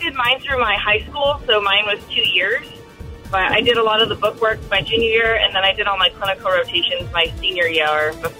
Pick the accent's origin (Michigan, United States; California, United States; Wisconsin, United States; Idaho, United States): Idaho, United States; now in Seattle, United States; I grew up in Idaho